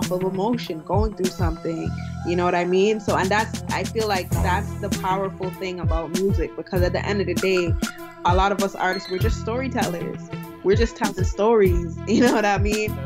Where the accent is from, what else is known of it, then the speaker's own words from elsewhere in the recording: Toronto, Ontario, Canada; also born or lived in Buffalo; I'm from Toronto, born and raised, from a Nigerian background.